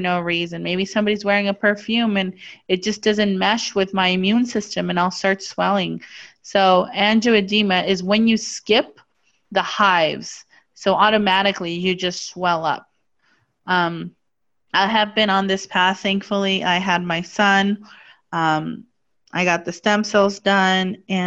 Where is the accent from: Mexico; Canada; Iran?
Mexico; I was born and raised in Mexico.